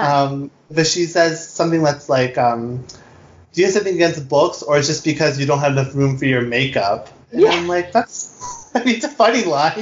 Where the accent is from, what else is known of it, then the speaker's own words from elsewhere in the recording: United States; You know, I was born here in America.